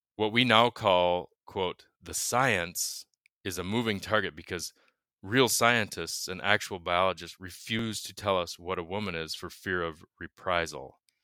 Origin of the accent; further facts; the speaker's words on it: United States; growing up in America